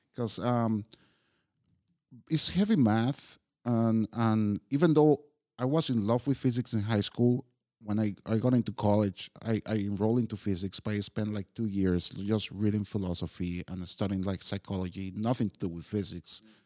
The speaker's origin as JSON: {"language": "English", "country": "Costa Rica", "tie": "born or raised there", "moved": "as an adult", "lives_now": "Prague, Czechia", "said": "born and raised in Costa Rica"}